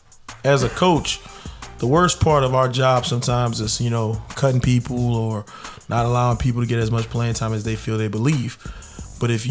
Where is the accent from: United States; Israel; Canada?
United States; New Orleans, Louisiana; when I was growing up in New Orleans